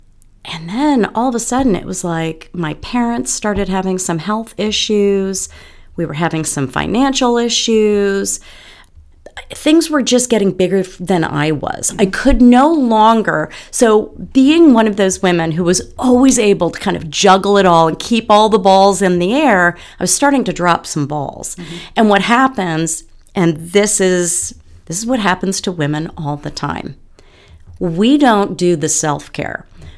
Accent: Bronxville, New York, United States; My mom had a shop in the town I grew up in Bronxville, New York.

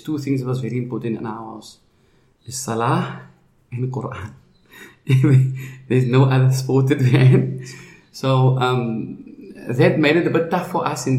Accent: Cape Town, Western Cape, South Africa; I grew up in a place called Sherwood Park, which is like next to Manenberg.

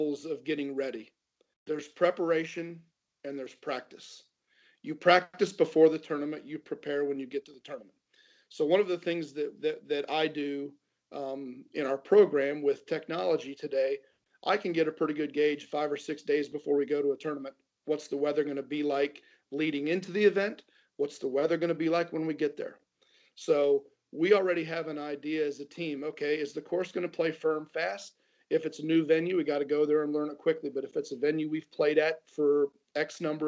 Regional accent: Ohio, United States; growing up in Ohio

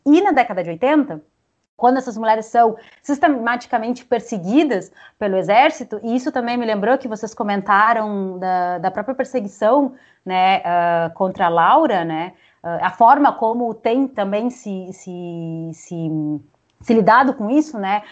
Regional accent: Uruguay; Portuguese is a second language; now in Brazil; eu sou uruguaia, daí quando eu vou pensar nessas questões, eu sempre penso em espanhol

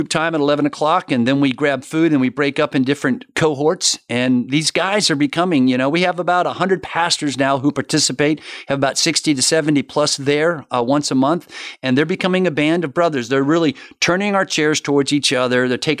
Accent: Florida, United States; also born or lived in Miami; I've been here almost all my life. I'm a Florida boy, born in Miami, grew up, moved here when I was age one.

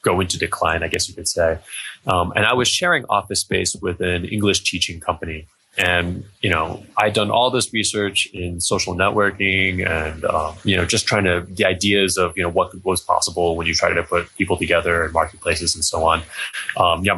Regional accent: near the DC area, District of Columbia, United States; moved away as an adult; also born or lived in Europe; now in China; I'm an American. I grew up near the DC area

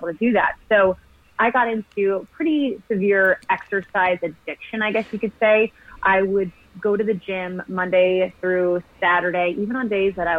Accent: New York, United States; moved away as an adult; also born or lived in San Diego; I'm from New York, born and raised, and I moved to San Diego

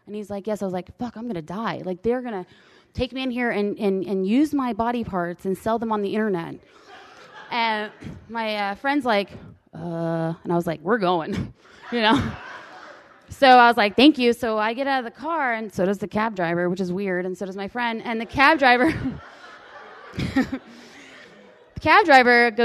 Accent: United States; I'm American

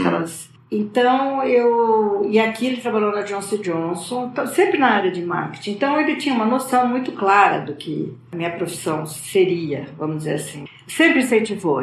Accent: Campinas, São Paulo, Brazil; Eu nasci em Campinas, no interior de São Paulo.

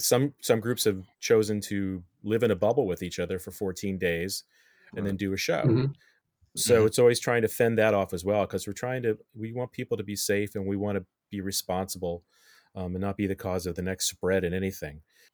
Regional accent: Midwest, United States; I grew up in the Midwest. Lance, you grew up in the Midwest. And there was no community theater where I grew up. I can tell you that. And coming out here, it's so nice to have those outlets.

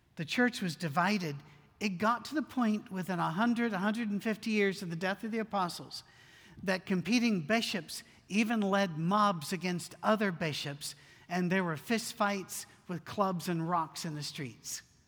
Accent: United Kingdom; me being British

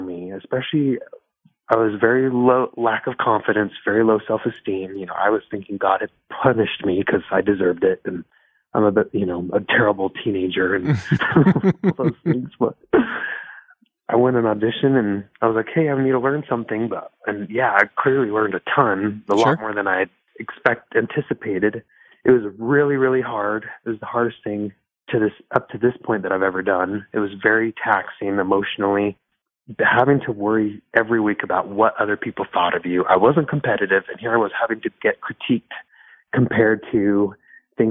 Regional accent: Miami, Florida, United States; That's where I was born. I was born in Miami.

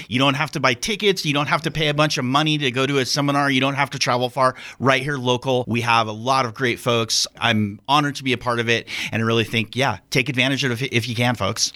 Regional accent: Central Oregon, United States; moved away as an adult; now in Wyoming, United States; I'm actually come from Oregon. Um, was there for most of my life

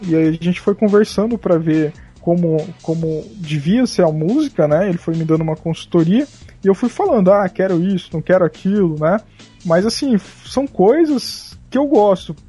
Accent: Mato Grosso do Sul, Brazil; sou do Mato Grosso do Sul, né? Então, tipo, aqui o negócio rola muito sertanejo

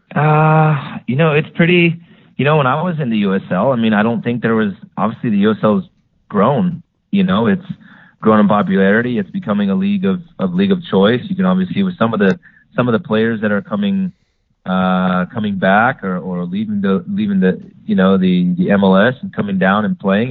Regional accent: Phoenix, Arizona, United States; in my hometown, you know, Phoenix

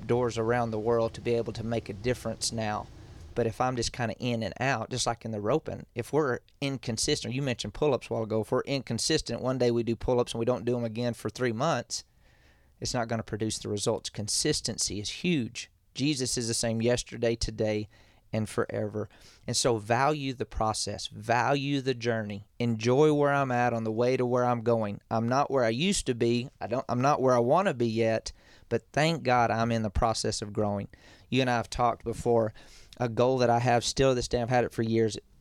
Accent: West Texas, United States; also born or lived in El Paso / Llano, Texas; I'm a cowboy from West Texas

